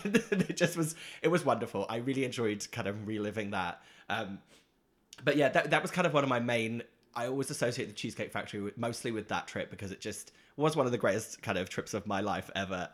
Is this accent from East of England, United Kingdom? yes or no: yes; Norwich, East of England, United Kingdom; moved away; Norwich is my hometown where I'm from in the U K